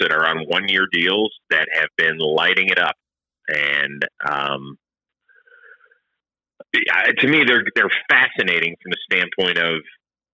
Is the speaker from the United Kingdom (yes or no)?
no; Cleveland, Ohio, United States; I was very proud of my hometown.